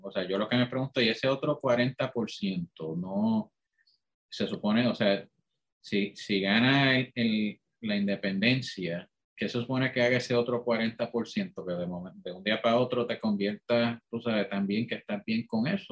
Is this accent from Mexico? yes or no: no; Puerto Rico; somos puertorriqueños, somos una nación